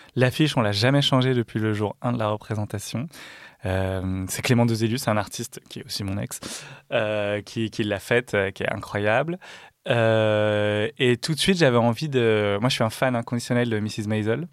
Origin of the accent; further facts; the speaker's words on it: Dijon area, Bourgogne-Franche-Comté, France; je viens de là